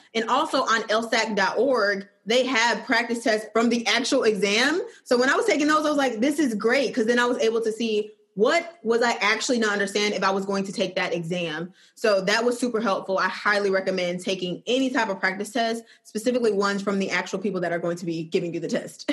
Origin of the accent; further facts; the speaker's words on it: Flint, Michigan, United States; also born or lived in Georgia; now in Birmingham, United States; I'm originally from Flint, Michigan, and I'm currently living in Birmingham, Alabama